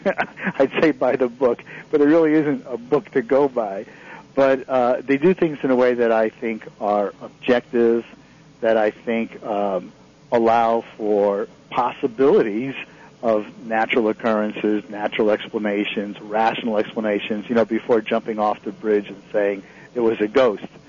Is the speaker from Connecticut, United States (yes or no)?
yes; Connecticut, United States; moved away; I grew up in Connecticut